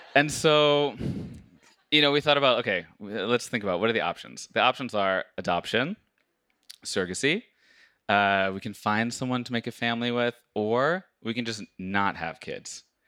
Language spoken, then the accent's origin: English; United States; moved away as an adult; now in Norway; I, as an American